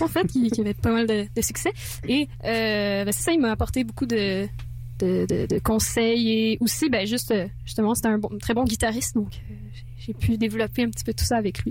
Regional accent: France; moi, je suis française. Donc, l'anglais, c'est pas ma langue, euh, ma première langue

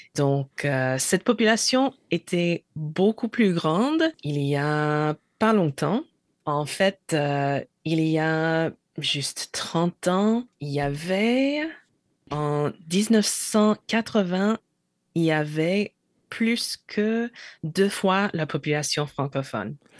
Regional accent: New Jersey, United States; French is a second language; also born or lived in Maine; je suis du New Jersey parce que j'ai grandi, j'y ai grandi, mais je suis né dans le Maine

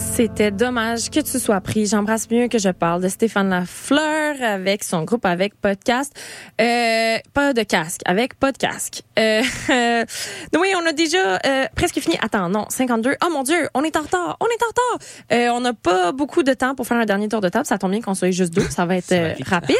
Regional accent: Eastern Townships, Quebec, Canada; je viens des cantons de l'Est

